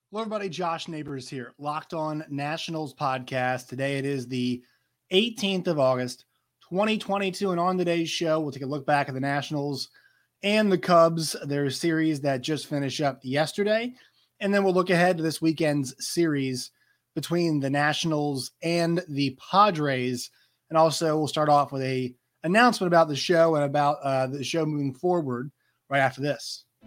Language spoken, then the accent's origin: English; Virginia, United States; I am from Virginia